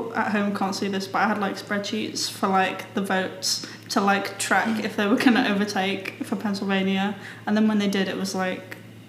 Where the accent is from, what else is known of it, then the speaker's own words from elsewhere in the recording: United Kingdom; I think it's because I'm British.